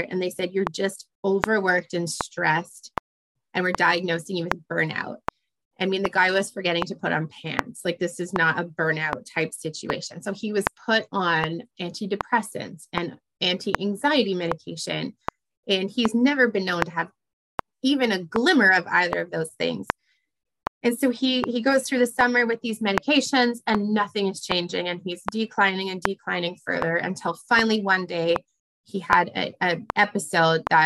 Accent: Canada; also born or lived in Ottawa; I'm Canadian

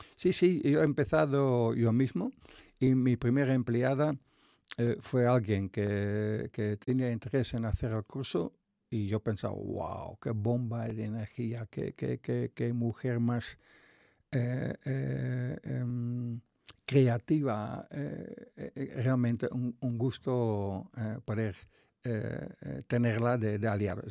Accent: North Brabant, Netherlands; Spanish is a second language; moved away as an adult; soy de Países Bajos, un pueblo de 20.000 habitantes

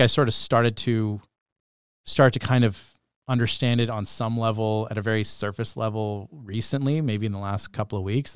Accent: Bedford, Nova Scotia, Canada; now in Sault Ste. Marie, Canada; growing up in Bedford, Nova Scotia

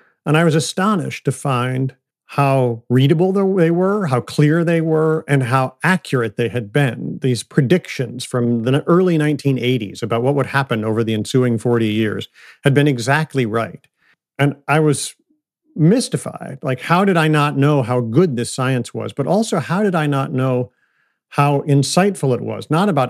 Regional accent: Ann Arbor, Michigan, United States; So I grew up I was born in 1969 outside of Detroit, Michigan.

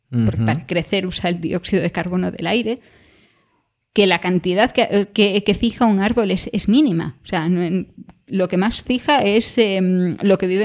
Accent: Spain; en España, desde la perspectiva de, España, lo del frío como que nunca nos ha dado tanto, ¿no?

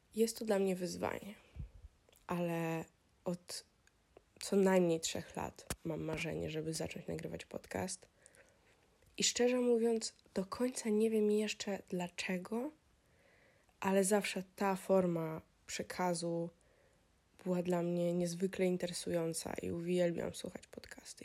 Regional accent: Warsaw, Masovian Voivodeship, Poland; moved away as an adult; ja jestem oczywiście z Polski, jestem z Warszawy

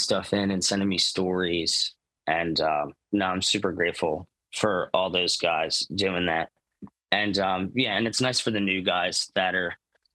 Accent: New Jersey, United States; I'm from New Jersey

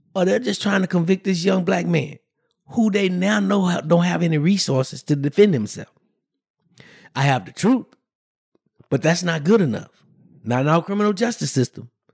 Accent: Brenham, Texas, United States; I grew up in, uh, in a small town, Brenham, Texas

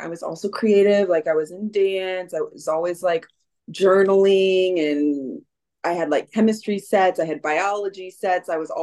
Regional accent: Missouri, United States; moved away as an adult; also born or lived in South America / Thailand; now in Los Angeles, United States; I'm from Kansas City, Missouri. I'm actually from a small town outside of Missouri, but I live in Los Angeles now

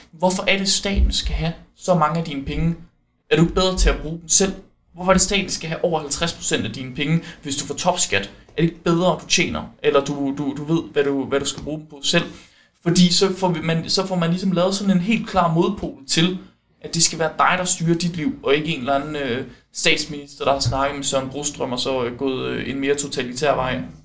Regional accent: West Jutland, Central Denmark Region, Denmark; jeg er vestjyde

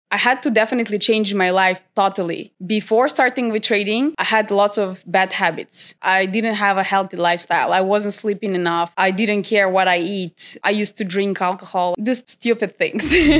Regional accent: North Macedonia; moved away as an adult; now in Sweden; I'm originally from North Macedonia, but I moved to Sweden, uh, seven years

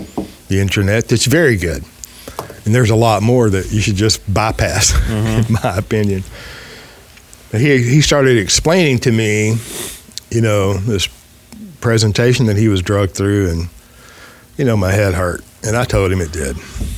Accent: United States; Well, I'm American.

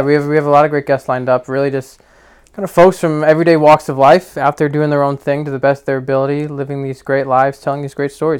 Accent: Verona, New Jersey, United States; moved away as an adult; also born or lived in Queens, New York; now in Long Island, New York, United States; I grew up in a very small town in New Jersey called Verona

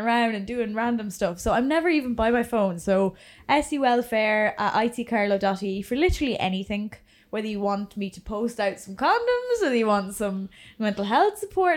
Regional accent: England, United Kingdom; now in Ireland; I'm from England

